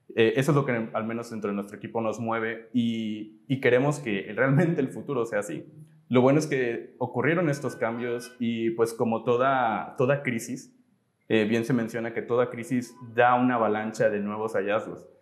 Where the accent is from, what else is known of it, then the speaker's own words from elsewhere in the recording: Poza Rica, Veracruz, Mexico; nosotros somos de aquí, de Poza Rica, Veracruz